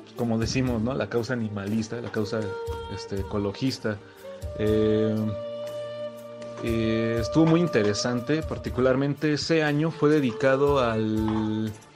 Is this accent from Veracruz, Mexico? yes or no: no; Michoacán, Mexico; soy de Michoacán